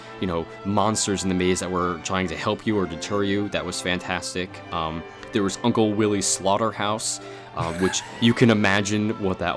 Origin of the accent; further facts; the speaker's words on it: New Jersey, United States; moved away; growing up in New Jersey, I would always go to Fright Fest at Six Flags Great Adventure